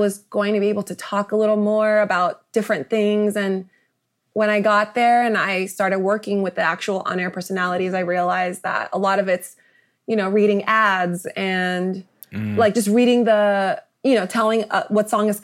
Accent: Rowland Heights, California, United States; moved away as an adult; now in New York, United States; I am a native Angeleno. I grew up in San Gabriel Valley in a place called Roland Heights

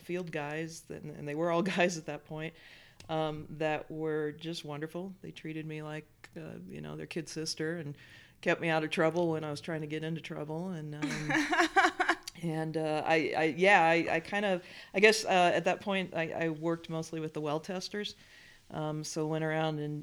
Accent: Wyoming, United States; moved away; also born or lived in Montana; I grew up mostly in Wyoming.

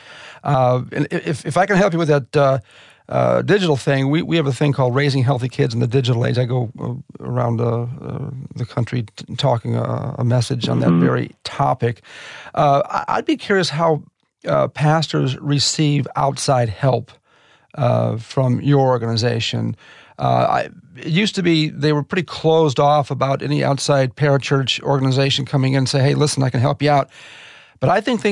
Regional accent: Chicago, Illinois, United States; I grew up in the Chicago area

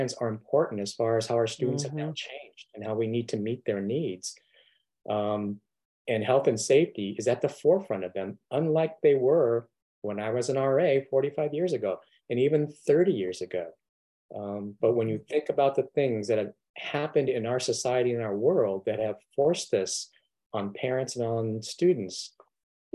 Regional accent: Southern California, United States; I grew up in Southern California

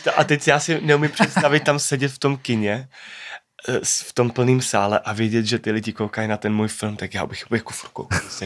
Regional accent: Czechia; rád vracím domů sem do Čech

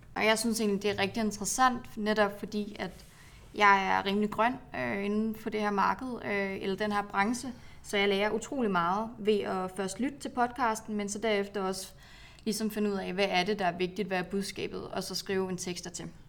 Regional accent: Aalborg, North Denmark Region, Denmark; moved away; Jeg kommer fra Aalborg.

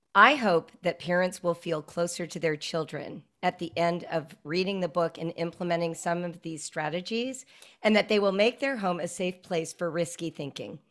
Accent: Calabasas, California, United States; also born or lived in Central Africa / North Africa; I grew up in Southern California in a place that everyone knows now, Calabasas Park

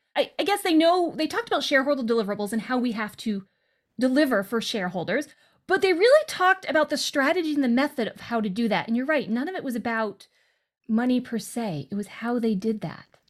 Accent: western Massachusetts, United States; I was born in a wicked small town in western Massachusetts

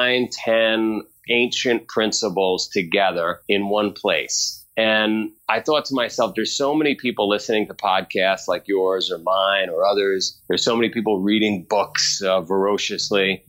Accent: New York City, New York, United States; moved away; also born or lived in Vermont; I grew up in Queens. I grew up in a neighborhood called Howard Beach

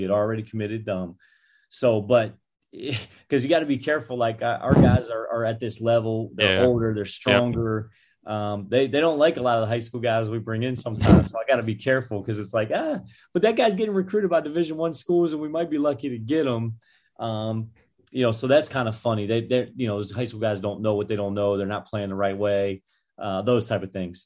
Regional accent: Maryland, United States; I'm from Maryland

